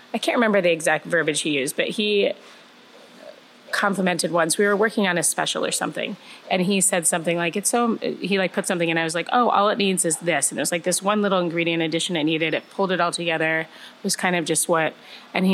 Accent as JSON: {"language": "English", "region": "Connecticut", "country": "United States", "tie": "born or raised there", "moved": "as an adult", "lives_now": "Chicago, United States", "said": "I was born in Chicago, but grew up in Connecticut"}